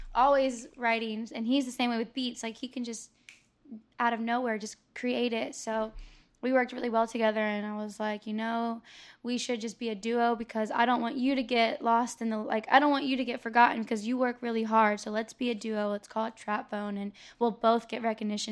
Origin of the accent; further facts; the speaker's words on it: Tampa, Florida, United States; I was born and raised here